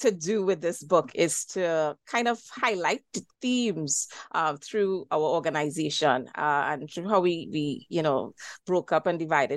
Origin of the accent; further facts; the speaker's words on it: Diego Martin, Trinidad & Tobago; I am Trinidadian. I live in the island of Trinidad as part of Trinidad and Tobago and hail from Digo Martin, which is in northwest Trinidad.